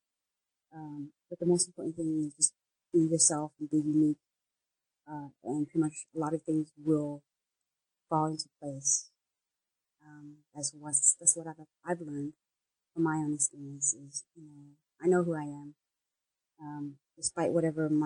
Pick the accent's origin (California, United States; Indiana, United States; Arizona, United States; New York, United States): California, United States; also born or lived in San Francisco; in my home state